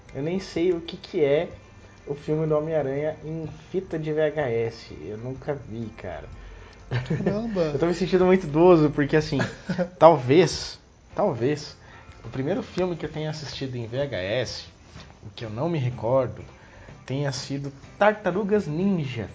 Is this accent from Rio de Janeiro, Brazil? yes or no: no; Taubaté, São Paulo, Brazil; eu sou de Taubaté